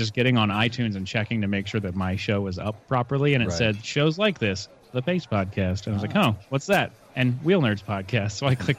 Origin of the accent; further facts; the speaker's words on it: Virginia, United States; moved away as an adult; now in San Diego, United States; I'm originally from Virginia. Okay. The Navy saw fit to station me 20 minutes from my parents' house.